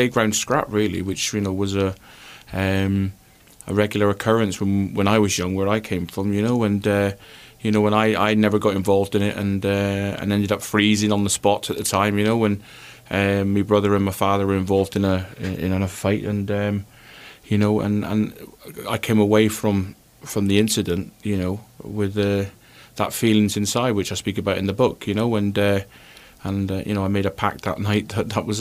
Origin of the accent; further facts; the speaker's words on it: Plymouth, South West England, United Kingdom; moved away; also born or lived in Scotland; I played for Plymouth, and it was my hometown club